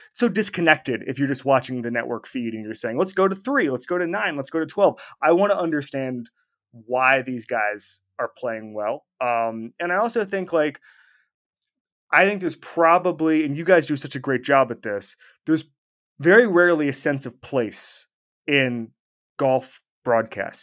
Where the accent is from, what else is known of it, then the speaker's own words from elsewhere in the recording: Orlando, Florida, United States; when I was growing up in Orlando.